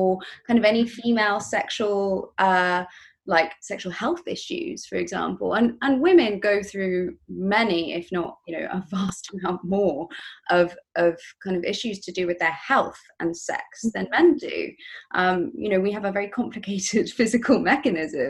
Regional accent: England, United Kingdom; I come from England, right? We're well known for being very uptight

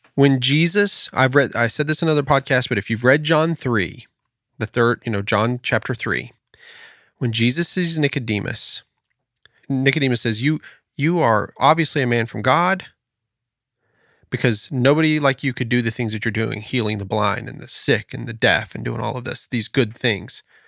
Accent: United States; I am an American, and I do have a sense of pride about being an American

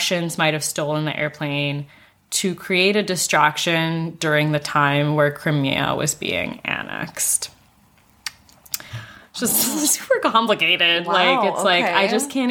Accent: Singapore; I grew up in Singapore

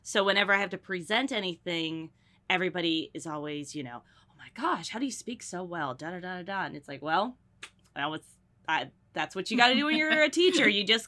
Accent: North Carolina, United States; also born or lived in Burlington, Connecticut; I currently reside in North Carolina, just south of Raleigh. I've lived here most of my life, but I was born in Connecticut, specifically Burlington, Connecticut. But we moved down here when I was like 2 years old.

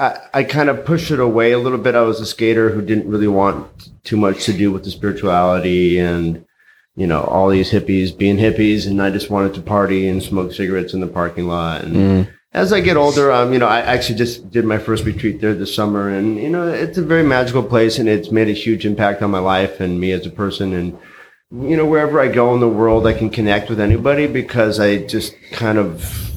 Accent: Helena, Montana, United States; Originally, I'm from Montana. Grew up in Helena. I grew up on a yoga retreat ranch way in the mountains.

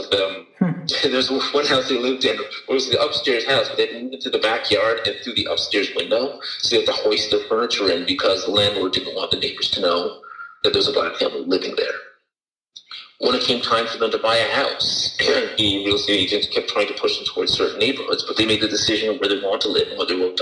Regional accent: Toronto, Ontario, Canada; I was born in Toronto in 1900

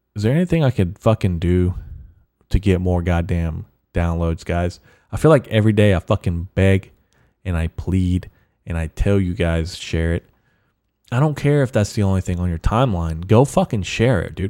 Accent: United States; I'm American, I'm an American Mexican

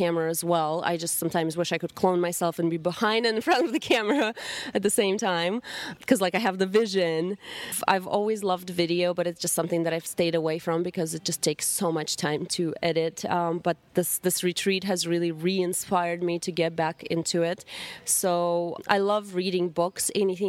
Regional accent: Russia; English is a second language; moved away; growing up in Russia

